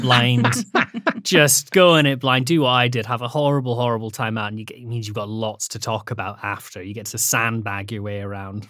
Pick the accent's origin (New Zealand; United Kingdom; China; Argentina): United Kingdom; the Highlands, Scotland; also born or lived in Edinburgh; I grew up in the Highlands in Scotland